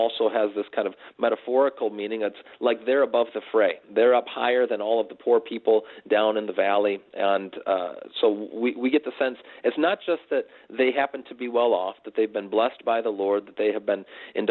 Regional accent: United States; as American Christians

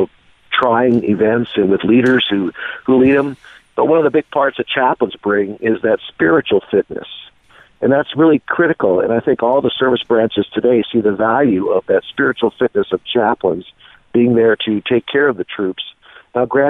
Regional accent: Concordia, Missouri, United States; moved away; my school town where I went to high school in Concordia, Missouri

